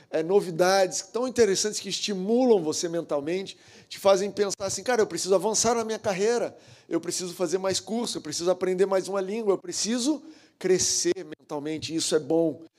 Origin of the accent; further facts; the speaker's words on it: Goiânia, Goiás, Brazil; now in Rio de Janeiro, Brazil; mas na verdade eu sou goiano. Na verdade, eu sou nascido em Goiás, Goiânia